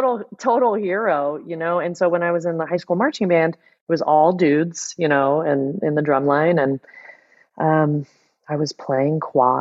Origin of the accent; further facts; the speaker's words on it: San Jose, California, United States; also born or lived in Los Angeles, California; I grew up in San Jose, California.